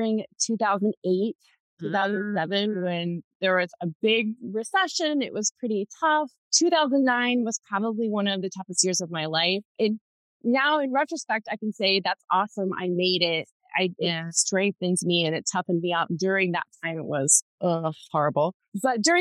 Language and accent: English; Southern Ohio, United States; also born or lived in Columbus, Ohio; I grew up in Southern Ohio, and now I live just outside of Columbus